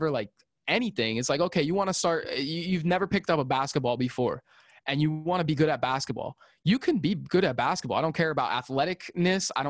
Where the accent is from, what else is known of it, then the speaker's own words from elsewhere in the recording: Pennsylvania, United States; also born or lived in Philadelphia; my one of my hometown friends from from where I'm from back in Pennsylvania